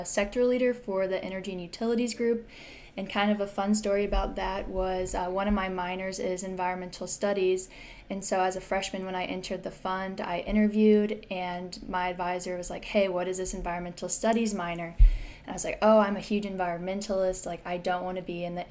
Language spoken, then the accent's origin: English; Springfield, Illinois, United States; I grew up in Springfield, Illinois, which is flat and a lot of corn